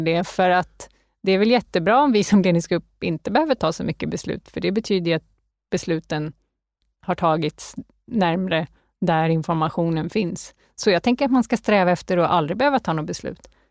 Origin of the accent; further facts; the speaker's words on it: Canada; now in Sweden; Jag är uppväxt i Kanada, så jag är lite så här nordamerikanskt präglad